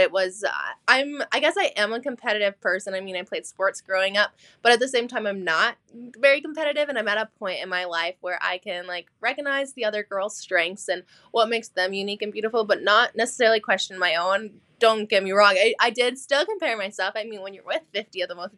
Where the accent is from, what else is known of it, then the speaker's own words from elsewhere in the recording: North Dakota, United States; I'm from North Dakota